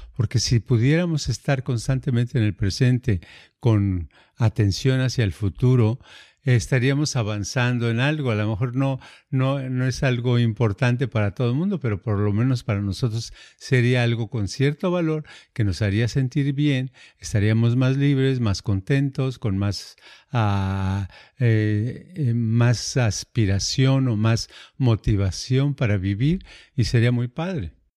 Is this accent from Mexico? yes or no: yes; Mexico; first language Spanish; now in United States; yo hablo español, soy mexicano